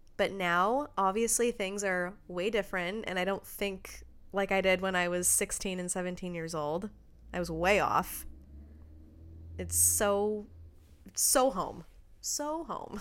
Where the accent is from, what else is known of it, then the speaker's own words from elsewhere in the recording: Redmond, Washington, United States; moved away; we're both originally from Redmond, Washington, which is outside of Seattle